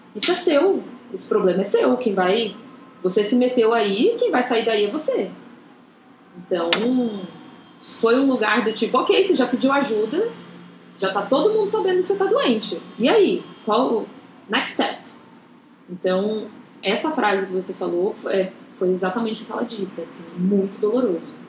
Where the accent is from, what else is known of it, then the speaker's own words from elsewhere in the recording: Goiânia, Goiás, Brazil; moved away as an adult; eu saí de Goiânia para vir fazer faculdade